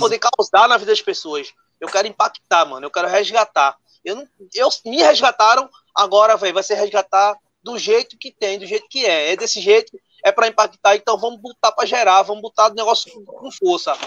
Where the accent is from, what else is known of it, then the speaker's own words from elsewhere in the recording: Recife, Pernambuco, Brazil; eu sou pernambucano, recifense